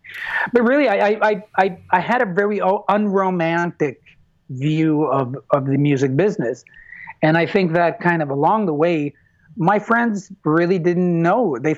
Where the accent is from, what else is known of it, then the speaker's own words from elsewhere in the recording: United States; again, I'm raised American, so competition is a reality.